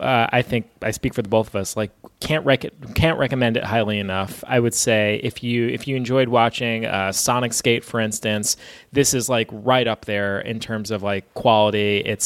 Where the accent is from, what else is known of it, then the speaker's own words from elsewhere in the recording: United States; as an American